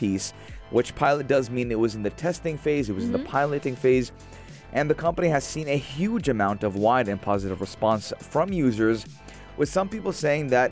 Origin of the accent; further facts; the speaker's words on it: South Florida, United States; moved away; when I lived in South Florida